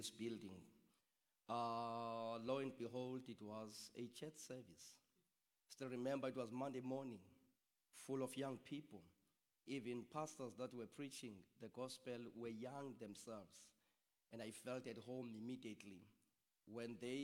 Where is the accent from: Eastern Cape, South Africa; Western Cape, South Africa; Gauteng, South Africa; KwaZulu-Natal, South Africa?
Eastern Cape, South Africa; East London; also born or lived in Mdantsane / KwaZakhele; I am from East London, in the rural part of East London. But I've lived part of my life in a township called East Mdanzane.